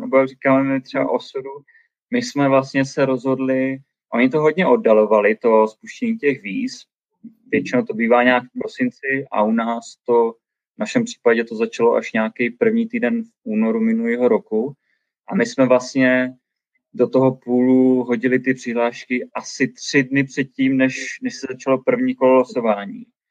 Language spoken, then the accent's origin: Czech; Brno, South Moravian Region, Czechia; first language Czech; moved away as an adult; now in Banff, Canada; my jsme z Brna